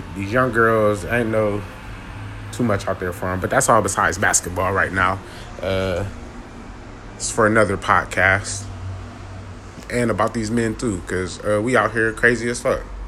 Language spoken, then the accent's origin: English; Ohio, United States; moved away; I'm from Ohio